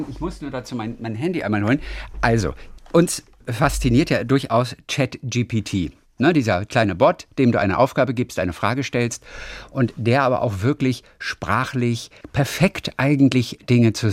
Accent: Darmstadt, Hesse, Germany; Ich bin ja in Darmstadt geboren.

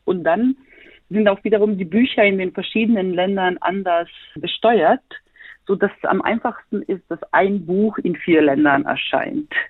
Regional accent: Sarajevo, Federation of Bosnia and Herzegovina, Bosnia & Herzegovina; now in Berlin, Germany; ich selber bin gebürtige Bosnierin, komme aus Sarajevo, lebe

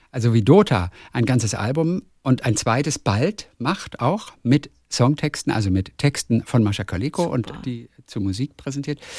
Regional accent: Cologne, North Rhine-Westphalia, Germany; born there; Ich bin gebürtige Kölnerin

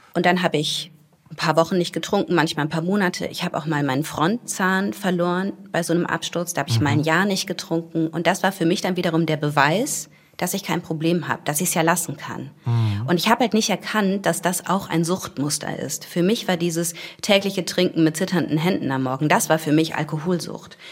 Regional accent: Wuppertal, North Rhine-Westphalia, Germany; Ich bin in Wuppertal aufgewachsen

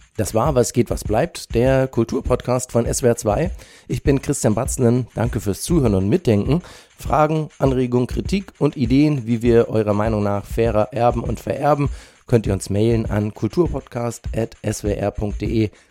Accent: Germany; bei uns in Deutschland

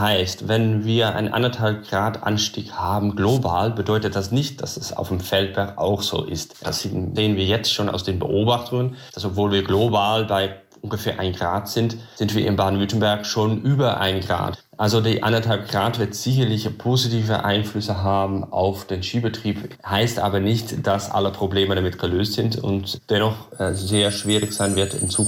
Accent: Netherlands; German is a second language; moved away as an adult; now in Germany; Ursprünglich komme ich aus den Niederlanden, bin aber aus beruflichen Gründen dann nach Deutschland gezogen.

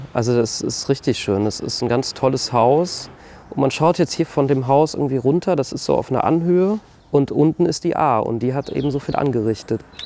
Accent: Bad Neuenahr-Ahrweiler, Rhineland-Palatinate, Germany; Ich bin im Ahrtal aufgewachsen, in einer kleinen Gemeinde, die Teil der Stadt Bad Neuen-Ahrweiler ist

